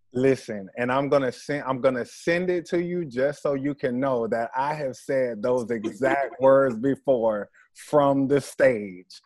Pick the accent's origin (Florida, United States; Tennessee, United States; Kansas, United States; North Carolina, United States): Florida, United States; Jacksonville; I'm originally from Jacksonville